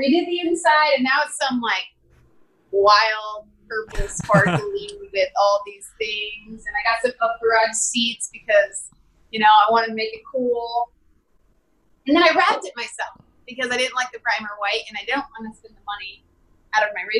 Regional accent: Missouri, United States; also born or lived in Wyoming; now in Arizona, United States; I grew up in small town Missouri with like 14,000 people.

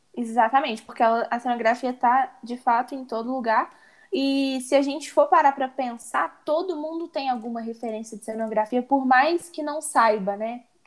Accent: Barbacena, Minas Gerais, Brazil; also born or lived in Ouro Preto; now in Belo Horizonte, Brazil; sou de Barbacena, interior de Minas. E agora vim morar na capital, BH

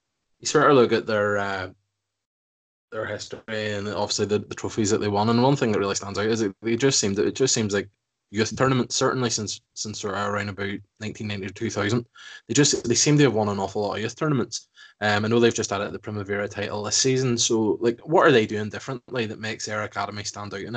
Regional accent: Ireland; we're both Irish

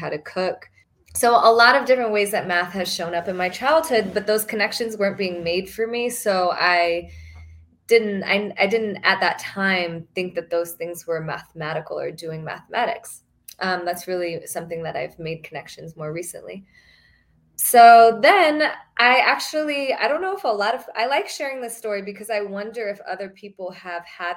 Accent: Fort Worth, Texas, United States; I grew up in Fort Worth, Texas, and went to majority white schools.

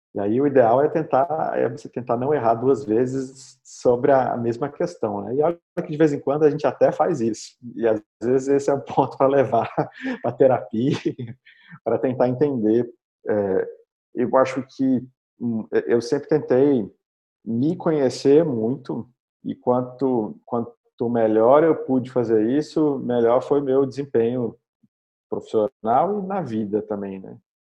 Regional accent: Belo Horizonte, Minas Gerais, Brazil; eu sou de Belo Horizonte

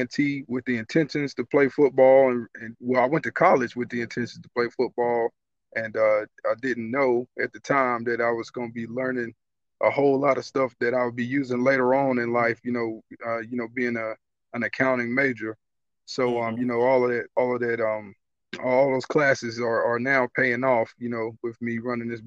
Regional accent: Greensboro, North Carolina, United States; now in Pittsburgh, United States; I'm from Greensboro, North Carolina

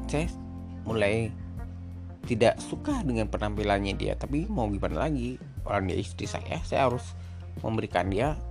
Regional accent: Denpasar, Bali, Indonesia; born there; Saya lahir di Denpasar 21 September 88. Saya sekarang berumur 32 tahun.

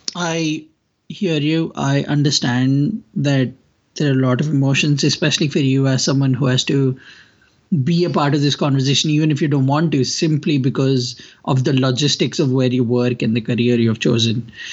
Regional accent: India; I come from India

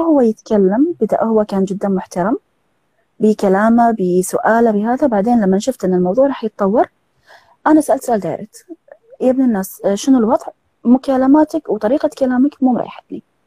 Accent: Kuwait; من الكويت

